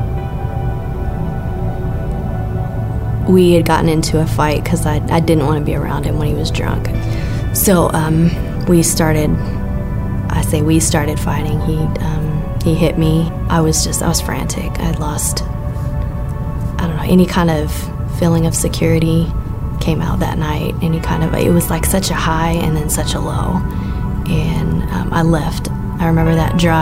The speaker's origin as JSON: {"language": "English", "town": "Lubbock", "region": "Texas", "country": "United States", "tie": "born or raised there", "said": "I was born and raised here in Lubbock. I've lived here all my life"}